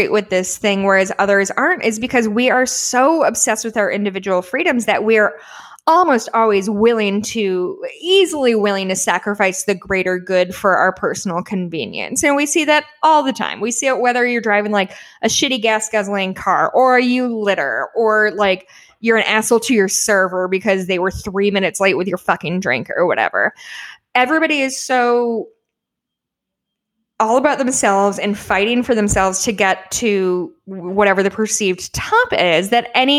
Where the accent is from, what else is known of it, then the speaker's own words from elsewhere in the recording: Illinois, United States; So I was born in Illinois, was raised here